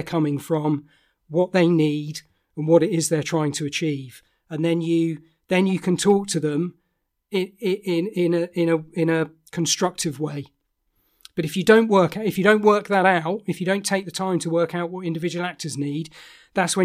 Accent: South and southeast of the UK, South East England, United Kingdom; accent: Estuary English; my accent is a very sort of it's called Estuary English, which is a sort of expansion of London, of a London accent. It's a very southern. Accent.

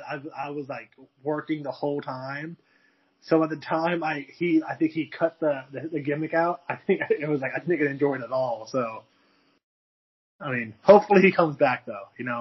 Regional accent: Missouri, United States; See, growing up in Missouri, I've been to one Mavs game, and it was great.

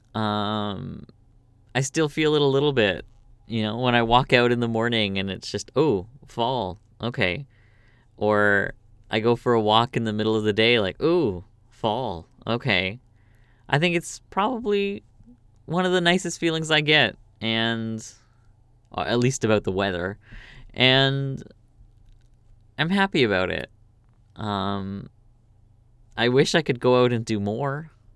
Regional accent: Canada; moved away as an adult; also born or lived in Korea; now in South Korea; I'm from Canada

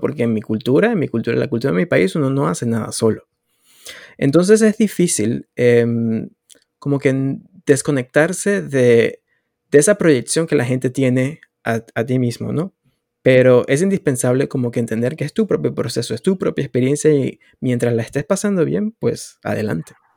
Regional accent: Venezuela; moved away as an adult; now in Canada; en mi país, en ese momento, Venezuela

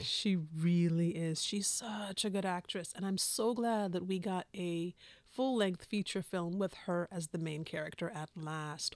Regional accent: the West, United States; I'm from the West

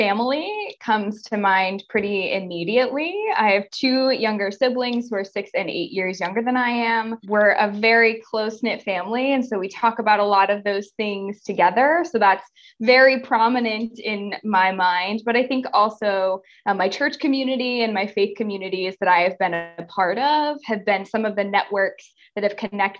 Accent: Northwest Ohio, United States; I grew up for much of my life in a small town in Northwest Ohio

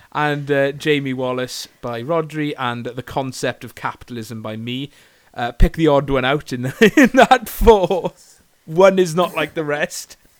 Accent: Bridgend, Wales, United Kingdom; moved away; I'm from Bridgend originally

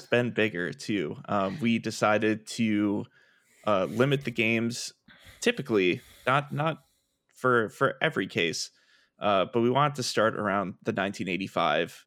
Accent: Milwaukee, Wisconsin, United States; now in Minneapolis, United States; I am originally from Milwaukee, Wisconsin, uh, where I, uh, grew up

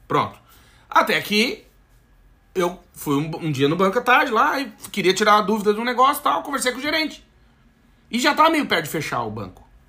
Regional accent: South Region, Brazil; moved away as an adult; Ou a gente que é do Sul

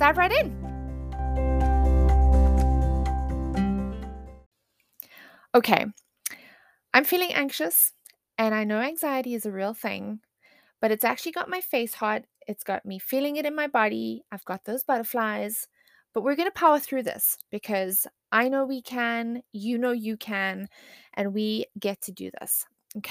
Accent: South Africa; moved away; I grew up in South Africa.

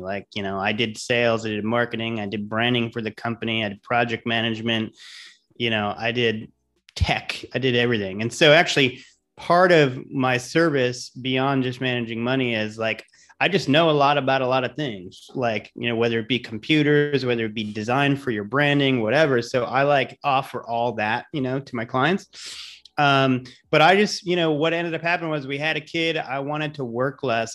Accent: Providence, Rhode Island, United States; moved away as an adult; also born or lived in Amherst, Massachusetts / New York City / Los Angeles; now in Tampa, United States; I'm from Providence, Rhode Island originally. So, uh, grew up there, you know, I'm a New Englander

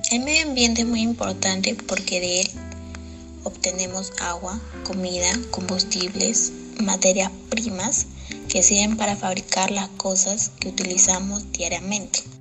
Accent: San Martín de Porres, Lima, Peru; Soy del Colegio Carlos Cueto Fernandini. Soy de San Martín de Porres.

